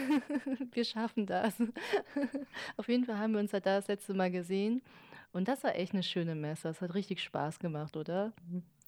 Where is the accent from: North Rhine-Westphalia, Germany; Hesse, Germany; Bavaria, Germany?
North Rhine-Westphalia, Germany; Cologne; weil ich aus Köln komme